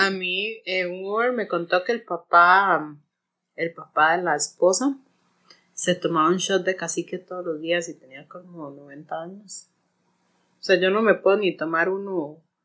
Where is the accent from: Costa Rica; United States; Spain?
Costa Rica; Santa Ana, San José; yo soy de Santana